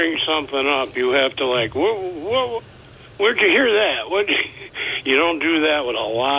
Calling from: Vestal, New York, United States

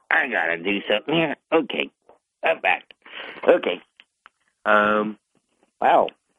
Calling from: Kirkwood, United States; from Kirkwood.

